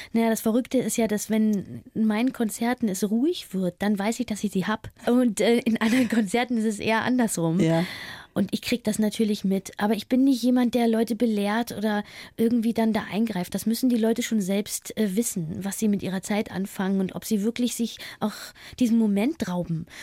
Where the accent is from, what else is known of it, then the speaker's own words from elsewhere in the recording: East Germany, Germany; also born or lived in Berlin; Ich liebe meine alte Heimat, den Osten